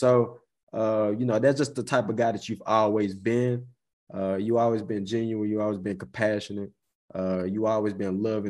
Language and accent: English; near Forrest City, Arkansas, United States; I'm from Cote, Arkansas, bro. So, you know, that's the country outside of Forest City.